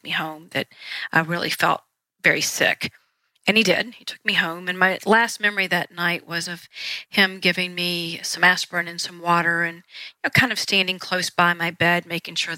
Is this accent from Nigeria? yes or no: no; Winston-Salem, North Carolina, United States; I grew up in Winston-Salem, North Carolina, which is tobacco country